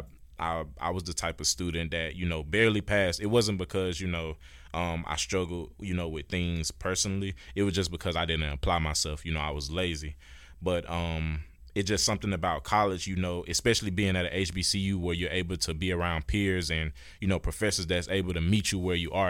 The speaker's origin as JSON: {"language": "English", "town": "Warner Robins", "region": "Georgia", "country": "United States", "tie": "born or raised there", "said": "I'm, I'm a Georgia native. I'm from Warner Robins, Georgia"}